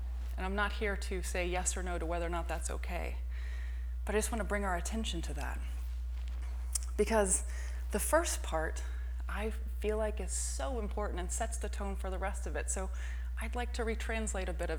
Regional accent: Texas, United States; also born or lived in Florida; now in San Francisco, United States; I'm from Texas

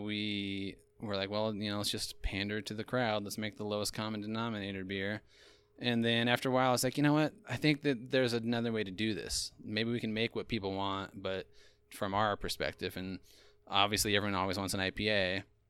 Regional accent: Eastern Idaho, United States; moved away; also born or lived in Austin, Texas; I grew up in Eastern Idaho, and then I lived for a time in, uh, Austin, Texas

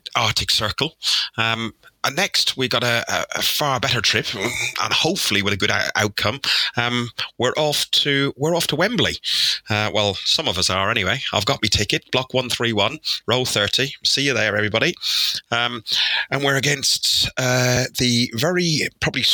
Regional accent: Ireland; I'm Irish.

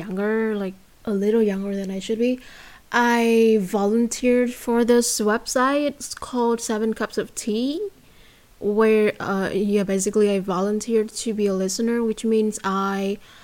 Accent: Vietnam; accent: Vietnamese; first language Vietnamese; English is a second language; I have a different accent when I speak English, and I have another one when I speak Vietnamese

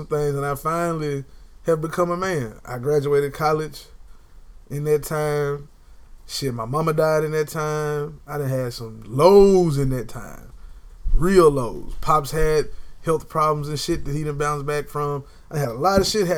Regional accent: United States; I'm an American native

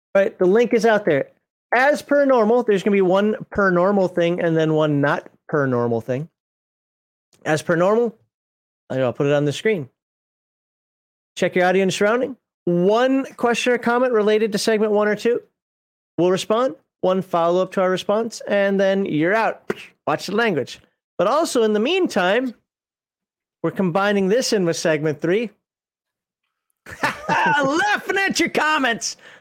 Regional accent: Minnesota, United States; I'm Minnesotan.

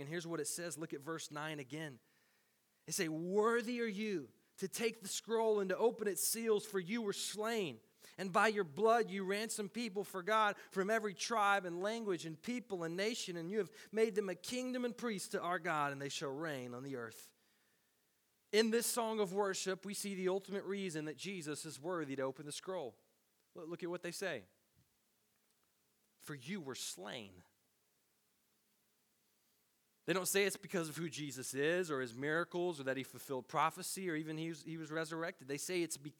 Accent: Tennessee, United States; Growing up in Tennessee

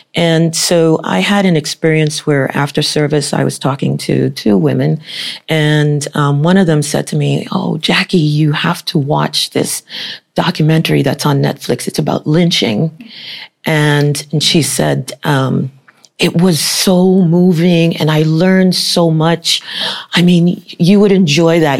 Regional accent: United States; my parents are from Haiti. I was born in the United States

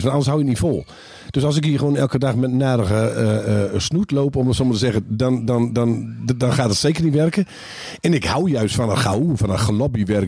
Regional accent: Groningen, Netherlands; wij als Groningers

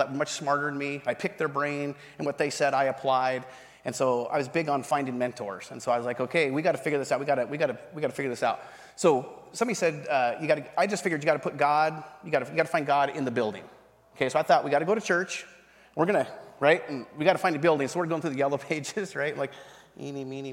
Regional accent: North Idaho, United States; also born or lived in eastern Washington; I was raised in North Idaho. In the top north part of eastern Washington and north Idaho.

